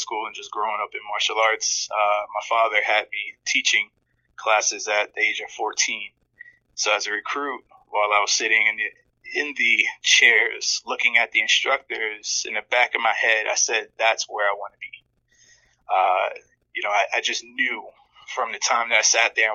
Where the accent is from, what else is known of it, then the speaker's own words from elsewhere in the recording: New York City, New York, United States; also born or lived in Camden, New Jersey; we eventually moved to New York, where we settled down in Queens.